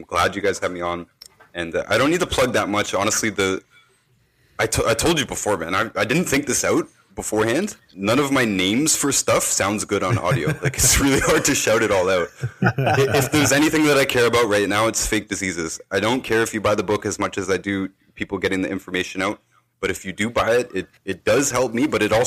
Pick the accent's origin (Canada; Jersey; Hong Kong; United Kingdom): Canada; I'm from Canada.